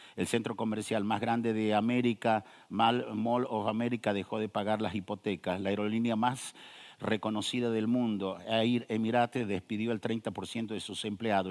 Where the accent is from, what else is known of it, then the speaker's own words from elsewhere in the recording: northern Argentina, Argentina; yo nací en el norte de Argentina